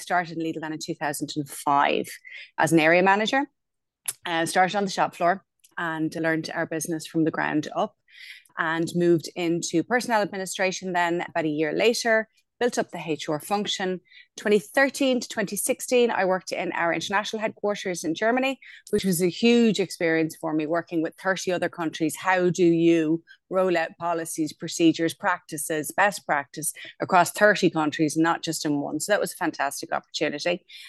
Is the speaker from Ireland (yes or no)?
yes; Wexford, Leinster, Ireland; moved away as an adult; also born or lived in Berlin; I'm from Wexford, where I still live, or actually live again, more to the point, with my husband. At some point in our lives, we both moved away. I lived in Berlin for about 6 years.